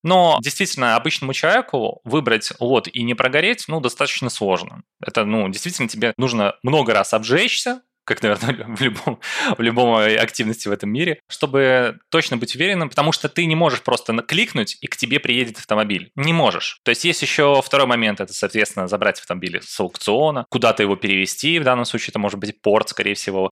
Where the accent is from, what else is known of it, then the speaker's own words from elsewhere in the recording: Belarus; сам я из Беларуси